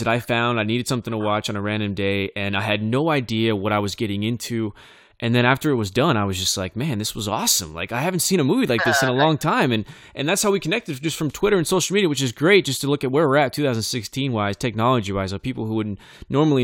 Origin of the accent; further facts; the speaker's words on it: Bakersfield, California, United States; That's where I'm from. It's my hometown